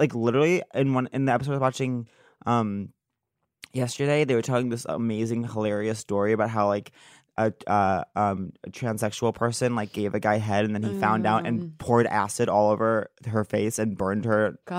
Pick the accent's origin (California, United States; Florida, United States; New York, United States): New York, United States; Long Island; I'm randomly from Long Island.